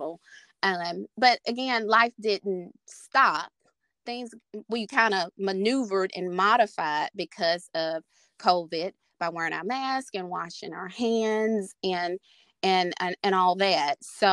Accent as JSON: {"language": "English", "region": "Mississippi", "country": "United States", "moved": "as an adult", "lives_now": "Arkansas, United States", "said": "I am originally from Mississippi, currently here in Arkansas"}